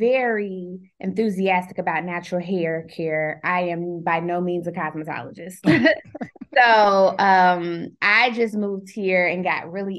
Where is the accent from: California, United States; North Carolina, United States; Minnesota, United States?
North Carolina, United States; Greensboro; I've been here since 2010, but I'm from Greensboro, North Carolina.